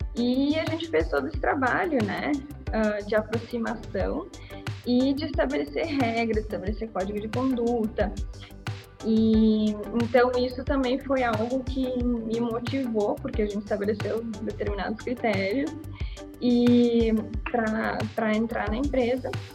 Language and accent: Portuguese; Bento Gonçalves, Rio Grande do Sul, Brazil; eu sou de Bento Gonçalves